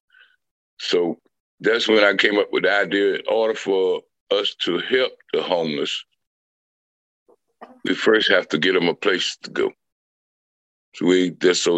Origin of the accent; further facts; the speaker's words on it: Windsor, North Carolina, United States; also born or lived in Bertie County, North Carolina; now in Goldsboro, United States; I am from Windsor, North Carolina. That's where I was born in, at Burchie County, which is up in the the northeastern section of North Carolina